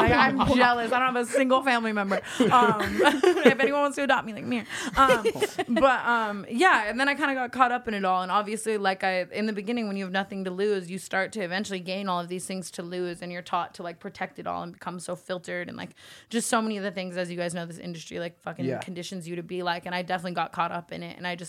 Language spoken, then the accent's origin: English; Las Vegas, Nevada, United States; Like, I came from Vegas. I hated my family. I hated my life.